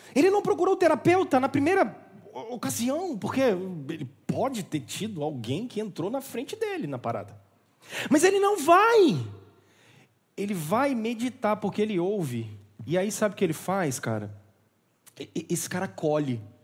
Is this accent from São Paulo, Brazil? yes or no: no; Barbacena, Minas Gerais, Brazil; quando eu era criança em Barbacena